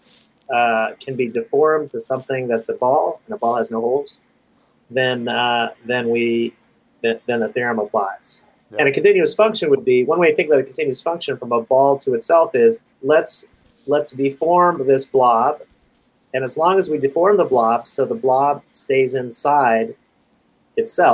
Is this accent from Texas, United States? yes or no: yes; Kingsville, Texas, United States; also born or lived in Southern California; now in California, United States; I am a displaced Texan from a small town in South Texas called Kingsville